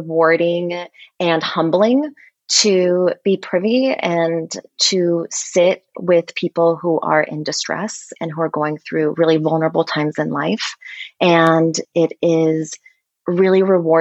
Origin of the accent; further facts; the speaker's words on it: Portland, Oregon, United States; moved away as an adult; also born or lived in Philadelphia; now in New York City, United States; I grew up in Oregon, in Portland, Oregon